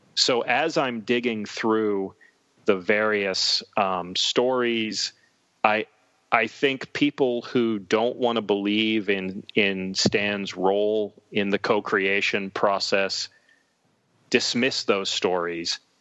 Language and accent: English; Western Pennsylvania near Pittsburgh, United States; I was a poor kid growing up in Western Pennsylvania near Pittsburgh